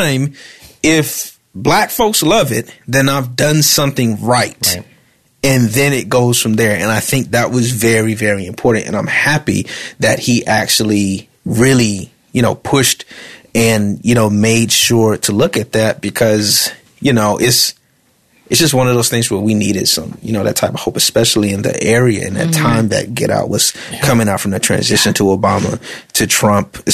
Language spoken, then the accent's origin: English; Alabama, United States; that's where I'm from Alabama